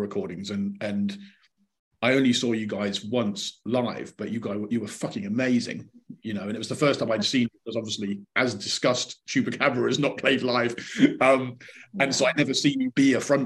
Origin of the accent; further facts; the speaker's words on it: Bristol, South West England, United Kingdom; us Bristolians, when we say we're from Bristol and West Country